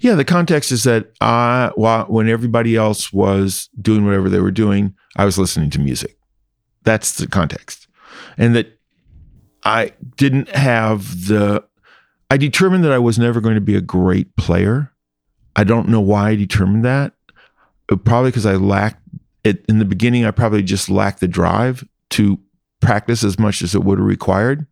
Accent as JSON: {"language": "English", "town": "Indianapolis", "region": "Indiana", "country": "United States", "tie": "born or raised there", "moved": "yes", "said": "I grew up in Indiana"}